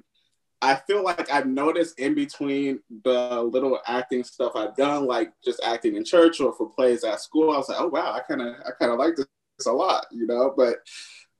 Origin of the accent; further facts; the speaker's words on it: Upland, California, United States; moved away as an adult; also born or lived in Los Angeles, California; now in Atlanta, United States; I'm from the IE as well. I'm from Upland, California